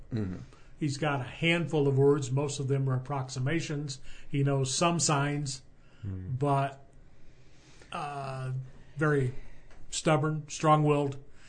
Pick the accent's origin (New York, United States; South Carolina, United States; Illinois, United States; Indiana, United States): Illinois, United States; downstate; I'm from downstate.